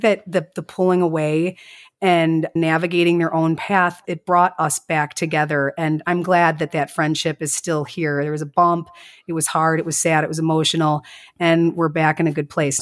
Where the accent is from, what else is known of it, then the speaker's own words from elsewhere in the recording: Chicago, Illinois, United States; accent: strongest Midwest accent; also born or lived in La Grange Park, Illinois; I was born in Chicago